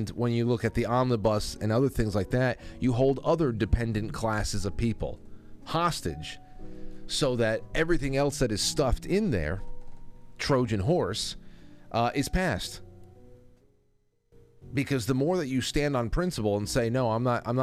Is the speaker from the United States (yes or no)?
yes; New York, United States